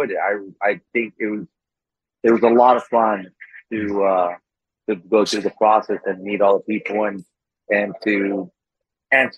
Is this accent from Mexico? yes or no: yes; Tijuana, Baja California, Mexico; also born or lived in National City, California, United States / Chula Vista, California, United States; I was born in Tijuana, grew up on both sides of the border, really, between National City, Chula Vista, and Tijuana.